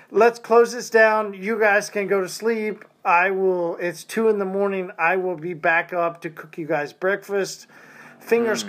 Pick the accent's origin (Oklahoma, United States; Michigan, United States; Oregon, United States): Oklahoma, United States; Tulsa; also born or lived in Arkansas; I was grown up in Tulsa, Oklahoma